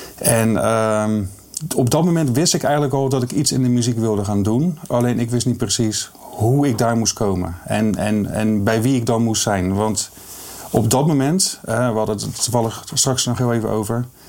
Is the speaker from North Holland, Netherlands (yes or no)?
no; Rotterdam, South Holland, Netherlands